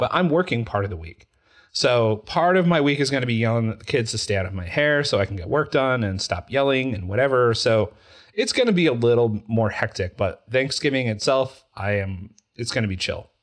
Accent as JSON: {"language": "English", "region": "Utah", "country": "United States", "said": "I'm from Utah"}